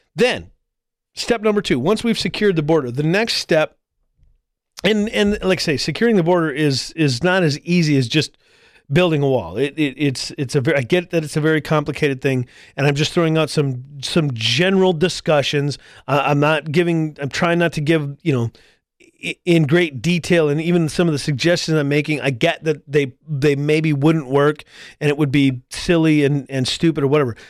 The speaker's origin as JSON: {"language": "English", "country": "United States", "said": "as an American citizen, I cannot travel to Canada."}